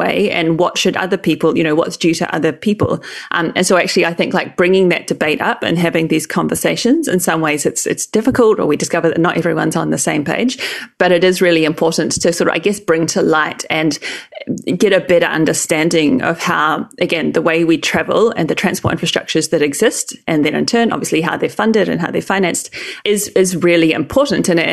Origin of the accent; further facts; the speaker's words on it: New Zealand; moved away as an adult; also born or lived in Auckland, New Zealand; I grew up in New Zealand. I lived in Auckland for 5 to 6 years before I shifted overseas when I came to do my PhD.